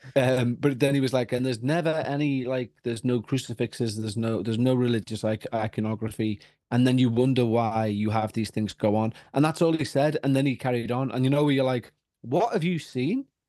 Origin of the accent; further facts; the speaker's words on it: Ireland; I'm a Roman Catholic because we're all Irish